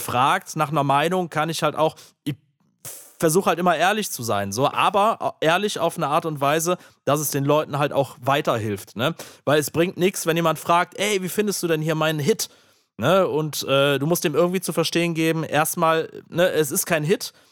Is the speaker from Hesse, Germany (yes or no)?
no; Aachen, North Rhine-Westphalia, Germany; in Aachen, meiner Heimat